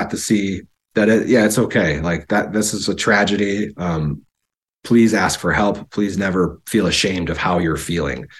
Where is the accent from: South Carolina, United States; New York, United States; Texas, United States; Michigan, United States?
New York, United States; Buffalo; moved away as an adult; also born or lived in Kissimmee, Florida / San Diego, California; I'm born and raised, and I was raised in Buffalo